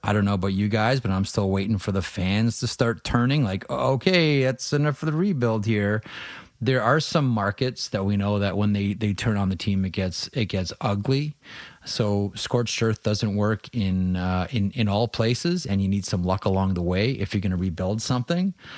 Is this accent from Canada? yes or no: yes; Southwestern Ontario, Canada; I grew up in Southwestern Ontario